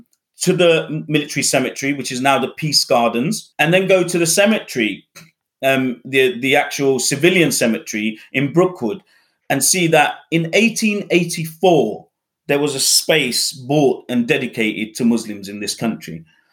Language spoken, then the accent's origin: English; Bangladesh; born there; obviously, I was born in Bangladesh. There aren't any travel narrative books written on Bangladesh. And so I'd love to write that. And that would be obviously more about exploring my Bangladeshi identity.